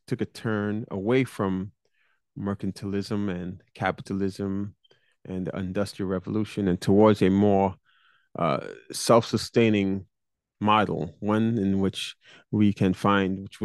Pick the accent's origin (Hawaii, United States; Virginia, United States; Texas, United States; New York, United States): New York, United States; in New York, my hometown